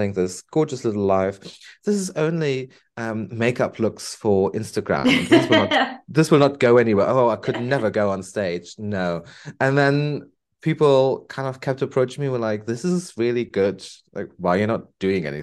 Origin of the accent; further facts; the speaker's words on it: Bonn, North Rhine-Westphalia, Germany; moved away as an adult; now in Liverpool, United Kingdom; I went back to Germany, to my hometown. Beautiful place, Bonn, former capital of Germany.